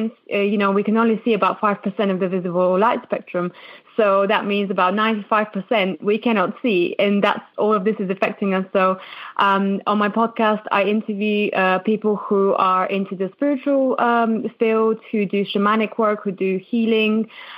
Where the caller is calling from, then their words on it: London, United Kingdom; I'm actually calling from London, from the UK. So quite a far away from you guys.